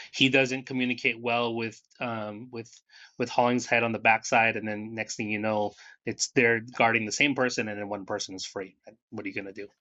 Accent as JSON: {"language": "English", "region": "Northern California", "country": "United States", "tie": "born or raised there", "said": "where we grew up in Northern California and then moving back down to Southern California"}